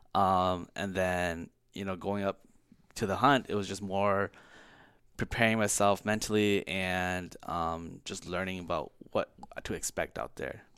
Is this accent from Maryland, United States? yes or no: no; Brooklyn Park, Minnesota, United States; also born or lived in California; I was born in California. I came here, uh, when I was three with my parents, uh, moved to North Minneapolis and then kinda settled in Brooklyn Park